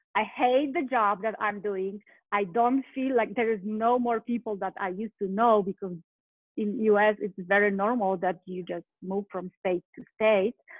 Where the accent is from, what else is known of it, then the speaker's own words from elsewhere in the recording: Poland; English is a second language; moved away as an adult; now in United States; originally I'm from Poland. I live in US right now